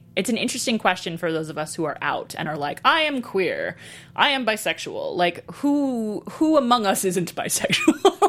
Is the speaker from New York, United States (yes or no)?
yes; New York City, New York, United States; I was really horrified that I grew up in New York City in the 80s